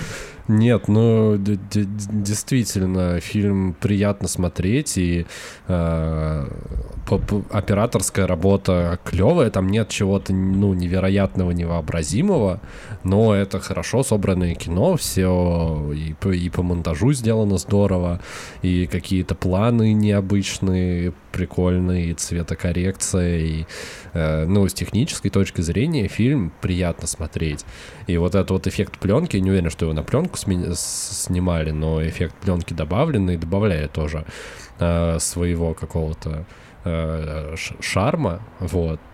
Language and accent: Russian; Russia; мы вернулись, вернулись в Россию